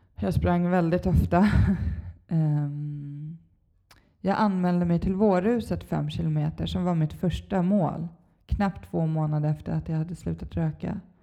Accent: Stockholm, Stockholm County, Sweden; jag är uppvuxen i Stockholm, Bagarmossen

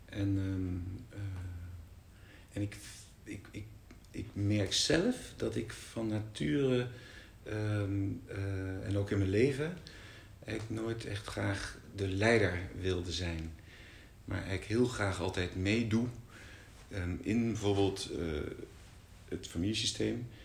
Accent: Brussels, Brussels-Capital Region, Belgium; en ik ben in Brussel geboren en getogen. Als oudste.

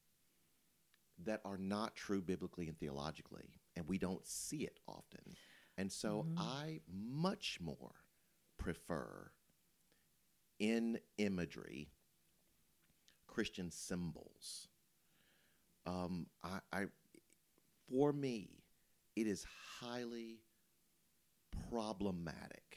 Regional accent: Memphis, Tennessee, United States; moved away; also born or lived in Louisville; I grew up in Memphis

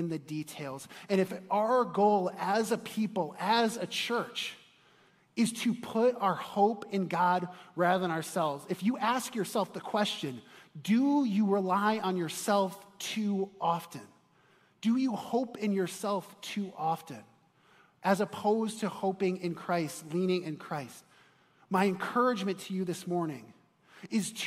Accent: Chicago, Illinois, United States; moved away; I'm from Chicago originally

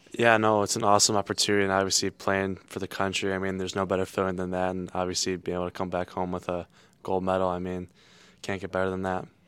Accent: South Lyon, Michigan, United States; growing up in Michigan

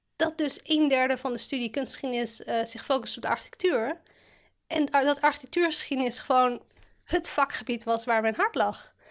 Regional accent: Amsterdam, North Holland, Netherlands; Ik ben een eh, geboren en getogen Amsterdammer. Ik heb nog nooit buiten eh, deze stad ja, gewoond.

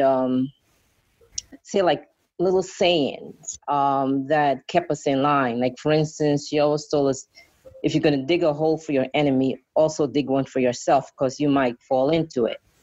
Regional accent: Guyana; I am from Guyana, South America, and growing up as um, in Guyana

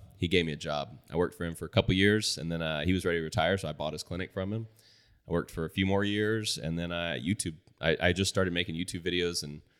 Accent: Boerne, Texas, United States; born or raised there

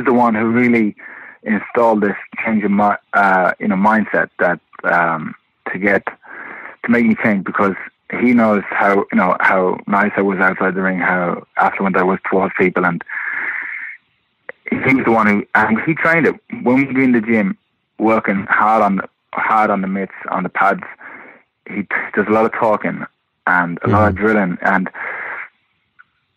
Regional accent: London, United Kingdom; moved away; also born or lived in Limerick, Ireland / Detroit, United States; I was born in London and started boxing in the Repton Amateur Boxing Club, which is in East London, Bethnal Green

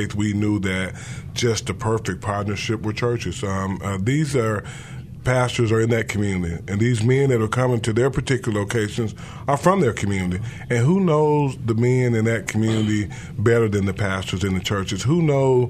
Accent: Memphis, Tennessee, United States; growing up in South Memphis, growing up in a single-parent family

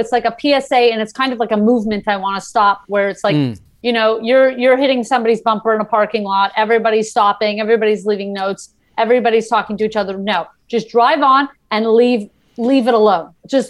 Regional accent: New York City, New York, United States; also born or lived in Montreal, Canada; now in Los Angeles, United States; I was born in Crown Heights, Brooklyn, New York. So the Lubavitch sect of Hasidim. And then I moved to Montreal. We lived in the same community there.

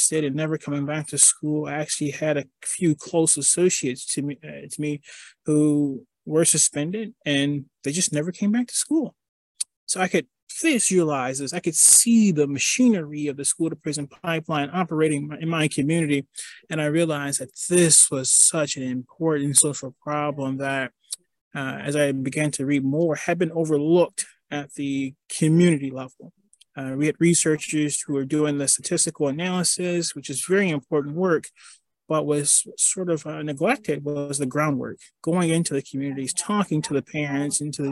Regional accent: Detroit, Michigan, United States; I grew up in Detroit, and I lived through some really difficult situations

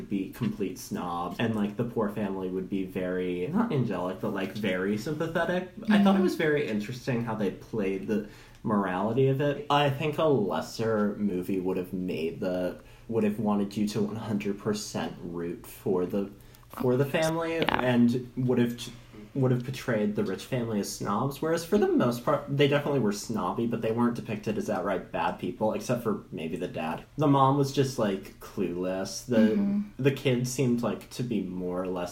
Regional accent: New York area, United States; I'm from New York, from like the New York area, and I was 13 when Hurricane Sandy happened

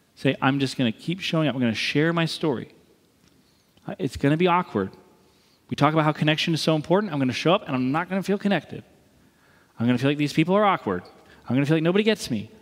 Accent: East Coast, United States; moved away; I'm from the East Coast. I'm proud of being from the East Coast.

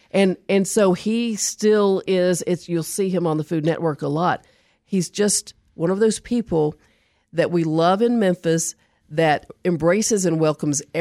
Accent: New Zealand; I'm from New Zealand.

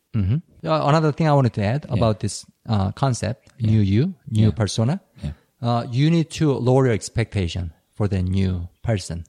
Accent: South Korea; English is a second language; I learned English at schools, right, yeah. in Korea

